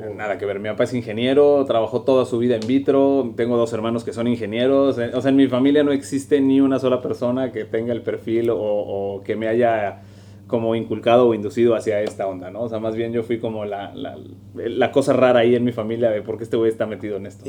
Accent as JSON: {"language": "Spanish", "town": "Monterrey", "region": "Nuevo León", "country": "Mexico", "tie": "born or raised there", "also_born_or_lived": "Toluca", "moved": "as an adult", "lives_now": "Mexico City, Mexico", "said": "Yo soy de aquí de Monterrey, aunque ahora ya vivo en la, en la Ciudad de México."}